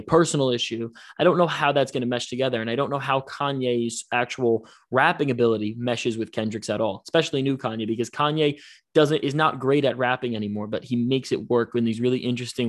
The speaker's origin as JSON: {"language": "English", "town": "Yonkers", "region": "New York", "country": "United States", "said": "we're New York kids. We're from Yonkers."}